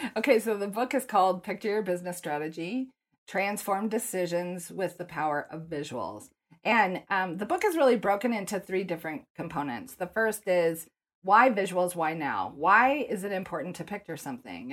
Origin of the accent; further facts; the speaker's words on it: Denver, Colorado, United States; I grew up in Denver, and so I go back to the first day of school in elementary, middle school, high